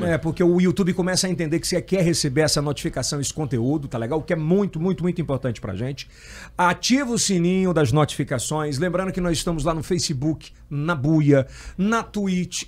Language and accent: Portuguese; Ceará, Brazil; também não sou piauiense, sou cearense